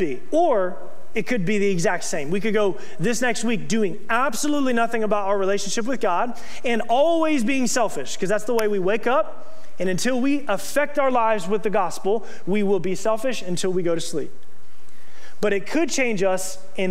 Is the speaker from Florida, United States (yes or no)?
yes; Okeechobee, Florida, United States; moved away as an adult; I grew up in Okeechobee, Florida